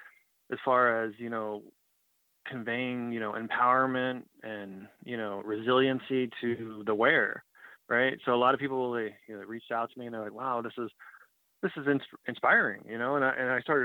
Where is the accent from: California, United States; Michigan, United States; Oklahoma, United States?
Oklahoma, United States; Osage Nation; I'm from the Osage Nation